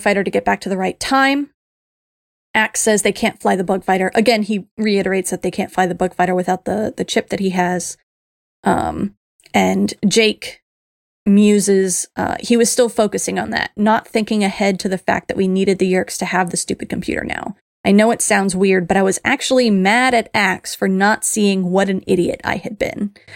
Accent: Miami, Florida, United States; I grew up in Miami, so Spanish was part for the course

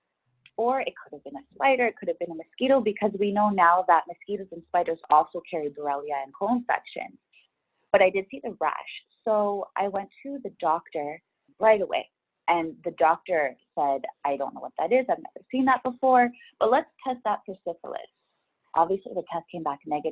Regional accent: Ontario, Canada; moved away as an adult; also born or lived in Woodbridge, Ontario; now in Vancouver, Canada; I grew up in Ontario, Canada

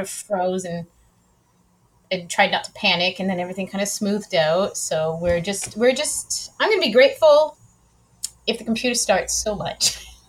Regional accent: Ridgeville, Ontario, Canada; moved away as an adult; also born or lived in Edmonton, Alberta; now in Quebec, Canada; I'm originally from the Niagara region in a little teeny town called Ridgeville, Ontario

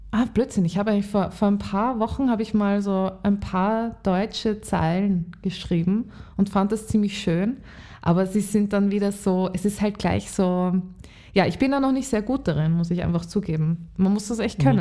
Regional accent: Lower Austria, Austria; now in Vienna, Austria; Und aufgewachsen bin ich in Niederösterreich und jetzt bin ich schon sehr lange in Wien.

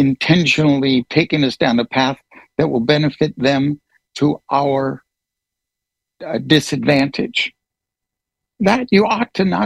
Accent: United States; I am an American citizen

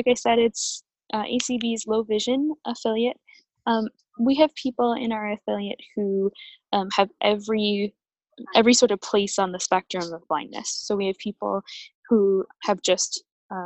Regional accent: Michigan, United States; accent: Midwestern; moved away as an adult; now in Madison, United States; I grew up in Michigan, and I attended Calvin College, now Calvin University, in Michigan

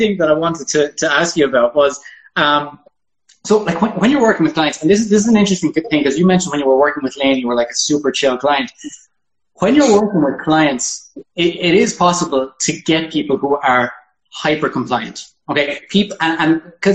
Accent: Ireland; I'm an Irishman

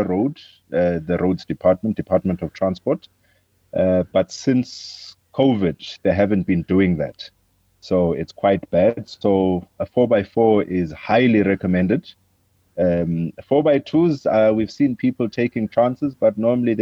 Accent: Kokstad, KwaZulu-Natal, South Africa; also born or lived in Matatiele, Eastern Cape / Pietermaritzburg; now in Himeville, South Africa; I grew up in Kokstad and did my schooling in Pietermaritzburg.

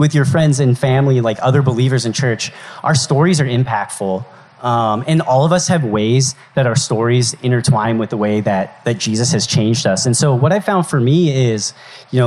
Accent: Colorado, United States; moved away as an adult; my hometown in Colorado

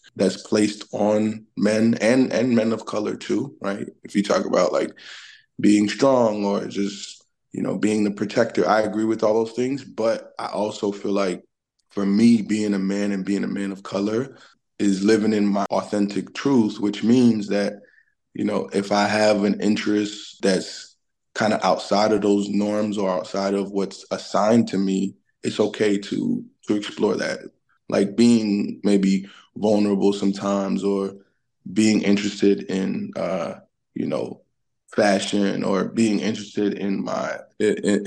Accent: New York City, New York, United States; I'm originally from Brooklyn, New York. My family and I are of Haitian descent

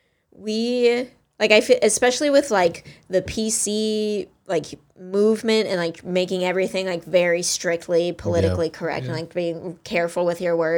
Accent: the South, United States; Maybe just for me, because I am from, I'm from the South, which is tricky.

